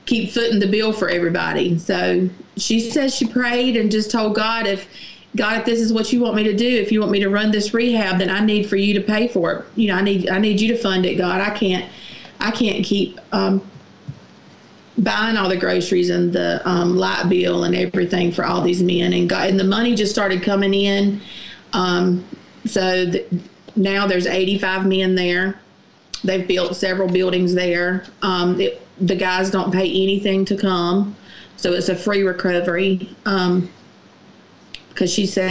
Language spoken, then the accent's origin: English; Garfield, United States; from Garfield, and my dad was an alcoholic when I was a child and growing up